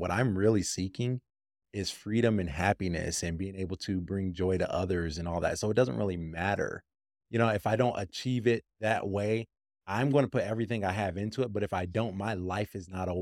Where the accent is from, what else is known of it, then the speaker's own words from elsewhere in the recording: Grand Rapids, Michigan, United States; I'm from Michigan, actually, and I'm from the west, you know, side of Michigan, Holland, Grand Rapids area